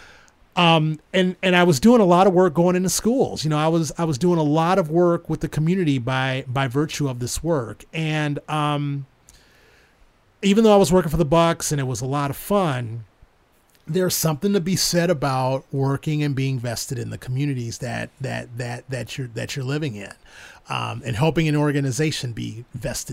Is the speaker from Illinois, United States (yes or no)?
yes; Chicago, Illinois, United States; moved away; growing up in Chicago, you know, I'm a transplant